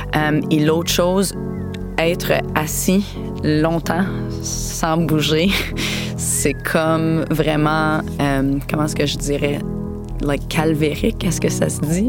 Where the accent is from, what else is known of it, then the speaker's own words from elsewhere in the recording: London, Ontario, Canada; moved away as an adult; also born or lived in Spain / Miami / Sorel-Tracy; now in Gaspé, Canada; j'ai été élevée à London, en Ontario